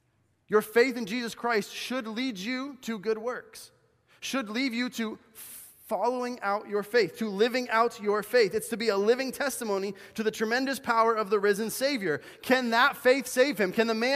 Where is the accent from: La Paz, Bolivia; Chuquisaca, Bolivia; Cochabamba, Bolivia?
Cochabamba, Bolivia; when I grew up in Bolivia, South America, as a missionary kid, and we would go shoe shopping in this place called the Cancha. It was this huge outdoor market in the city of Cochabamba where I lived.